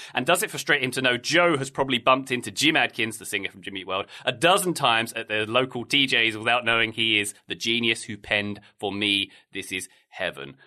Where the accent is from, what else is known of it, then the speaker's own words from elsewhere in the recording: Dartford, South East England, United Kingdom; my hometown of, uh, Dartford, where I grew up